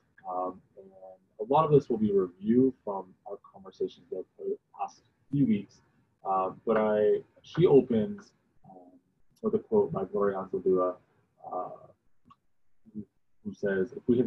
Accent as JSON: {"language": "English", "region": "New Jersey", "country": "United States", "tie": "born or raised there", "moved": "yes", "said": "I grew up in New Jersey"}